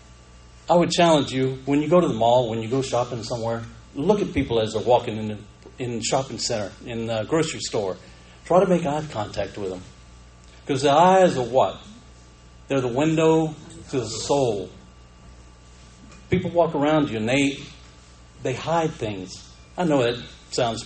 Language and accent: English; Panama City, Florida, United States; I grew up in Panama City